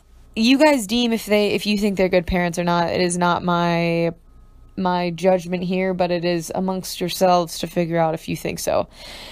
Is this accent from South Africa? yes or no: no; Ohio, United States; moved away as an adult; also born or lived in New York; I'm from Ohio